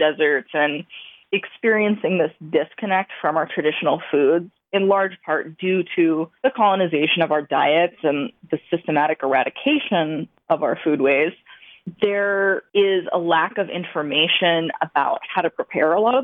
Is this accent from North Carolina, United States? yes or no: no; Montana, United States; I am Blackfeet from Montana